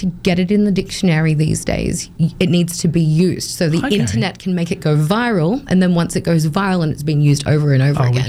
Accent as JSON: {"language": "English", "town": "Sydney", "region": "New South Wales", "country": "Australia", "tie": "born or raised there", "moved": "as an adult", "lives_now": "Townsville, Australia", "said": "I was born in Sydney, and I lived there until I was 28 years old, and I moved to Townsville."}